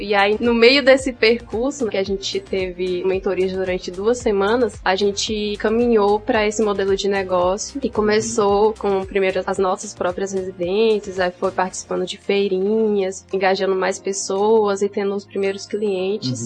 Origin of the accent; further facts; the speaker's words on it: São Raimundo Nonato, Piauí, Brazil; also born or lived in Brasília; Eu nasci em Brasília. E com 10 anos de idade eu voltei para São Raimundo